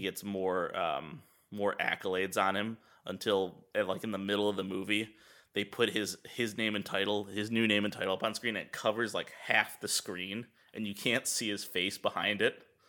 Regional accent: United States; as an American

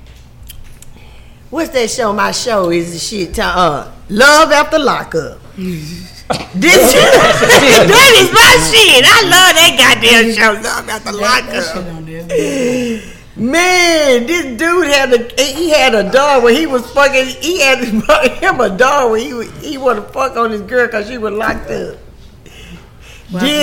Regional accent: Louisiana, United States; moved away; I'm from Louisiana

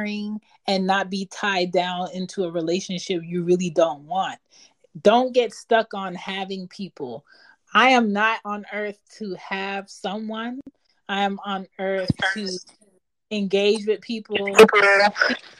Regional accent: Philadelphia, Pennsylvania, United States; moved away; I'm from Philly, and Philly is like a stagnant old city

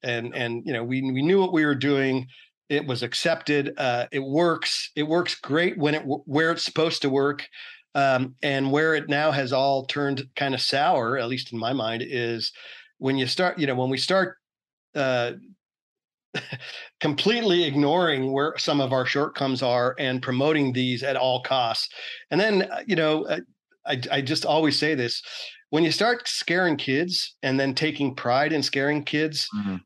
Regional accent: Oakland, California, United States; I'm from Oakland, California originally

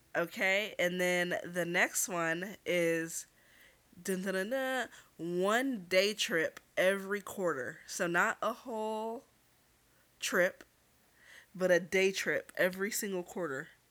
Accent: Los Angeles, California, United States; U C L A Medical Center

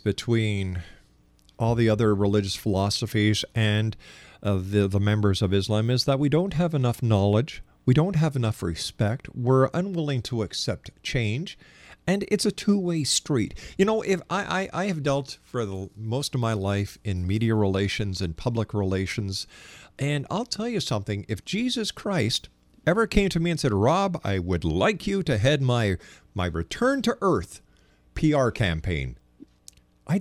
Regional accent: Montreal, Quebec, Canada

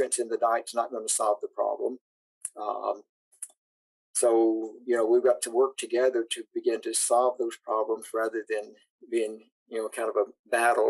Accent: Tennessee, United States; I grew up in Tennessee

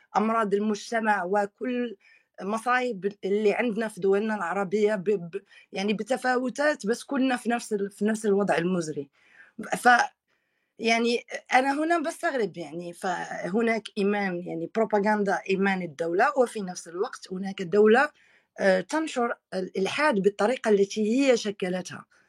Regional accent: Morocco; أنا كمغربية

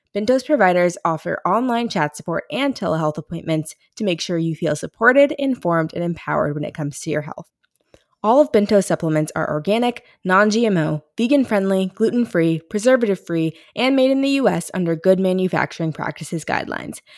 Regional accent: Ferguson, Missouri, United States; I'm from Ferguson

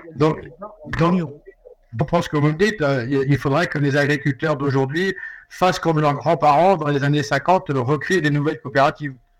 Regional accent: France; nous chez nous, en France

